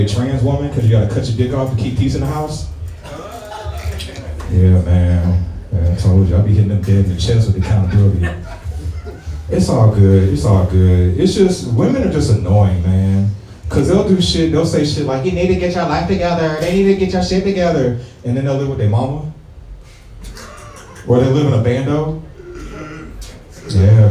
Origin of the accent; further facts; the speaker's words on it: St. Louis, Missouri, United States; I am from St. Louis